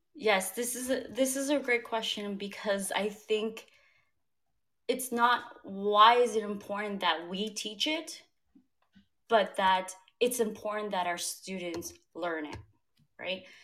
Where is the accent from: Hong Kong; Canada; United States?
United States; also born or lived in Cambodia; growing up in the US, but then seeing how climate and climate changes impacted my home country